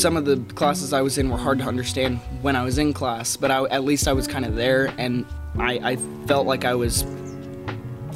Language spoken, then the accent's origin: English; Lubbock, Texas, United States; I was born in Lubbock